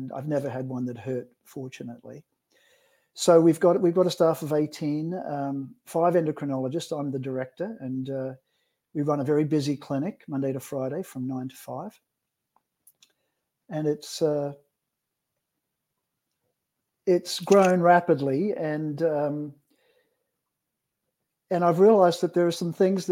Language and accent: English; Australia; now in British Columbia, Canada; I'm an Aussie endocrinologist